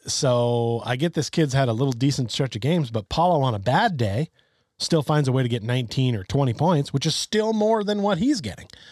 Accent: Vermont, United States; I grew up in Vermont, which is even further away

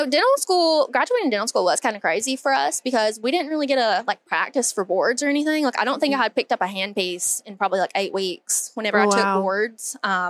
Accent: Hazard, Kentucky, United States; I am from a little town called Hazard, Kentucky. So it's very small.

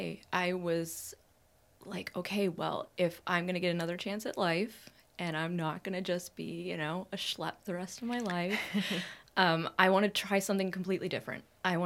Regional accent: Montreal, Quebec, Canada; also born or lived in Prairies, Canada / Ontario, Canada; So I grew up in Canada, but I grew up everywhere in Canada. I was born out on the prairies. I only lived there for a short time. We moved to small town Ontario and small town Ontario and small town Ontario, and then we moved to Montreal area.

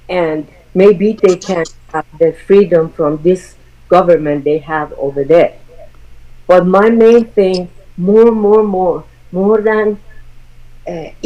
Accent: Iran; now in United States; I'm from Iran and ex-Muslim.

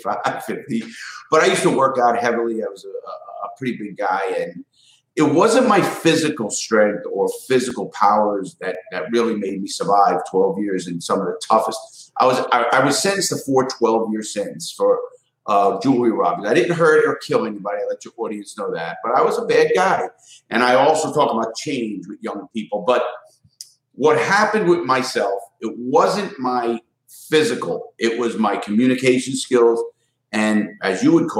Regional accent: New York City, New York, United States; I grew up in the Bronx in Brooklyn, New York

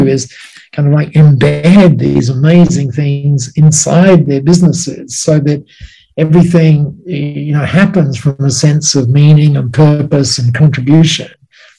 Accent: Australia; you would have described me as an Aussie bloke

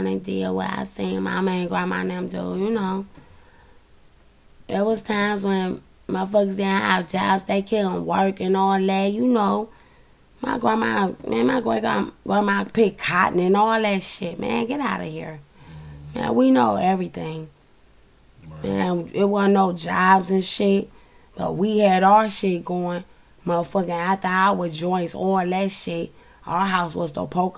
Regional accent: Cleveland, Ohio, United States; we come from Linwood, like Huff 66, Huff, Linwood, Lee Park Baseball Field, King Kennedy

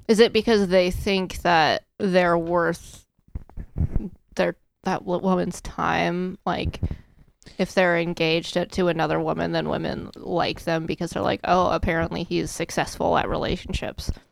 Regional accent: Storm Lake, Iowa, United States; now in Indiana, United States; I'm from Storm Lake, Iowa

